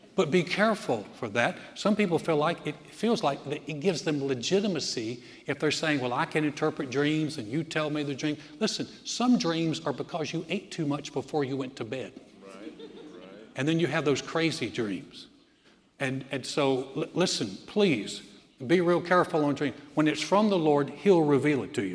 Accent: Greensboro, North Carolina, United States; moved away; my hometown, Greensboro, North Carolina

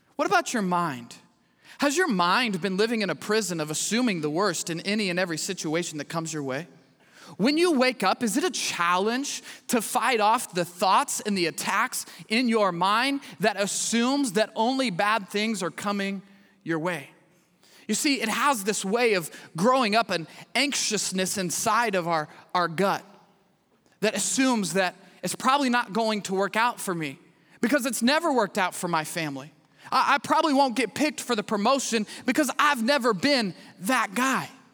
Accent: Midwest, United States; moved away as an adult; now in Houston, United States; I grew up in the Midwest.

